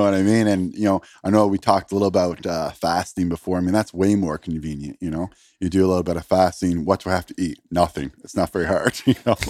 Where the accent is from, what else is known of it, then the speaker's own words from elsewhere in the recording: Canada; I'm from Canada